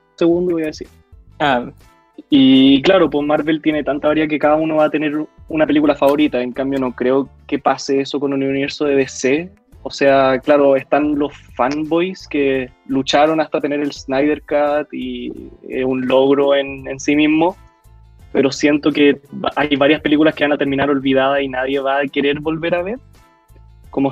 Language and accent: Spanish; Chile; en Chile hemos tratado de meternos al género de, superhéroes